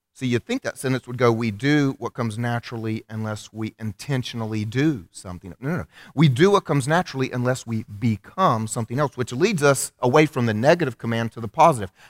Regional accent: United States; I'm an American

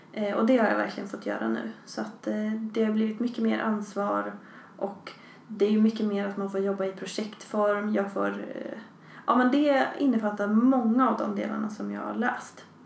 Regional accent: Västerås, Västmanland, Sweden; moved away as an adult; now in Skövde, Sweden; jag kommer från Västerås ursprungligen

